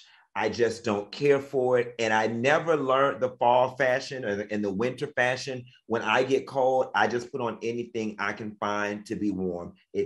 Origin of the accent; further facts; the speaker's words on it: Miami, Florida, United States; moved away as an adult; also born or lived in Tallahassee / Atlanta; I'm from Miami. I just don't have that cold thing in my DNA, despite the fact that I did 4 years of college in Tallahassee and I did a decade in Atlanta. That bug still never got on me. I am a Miami, Florida boy to my heart.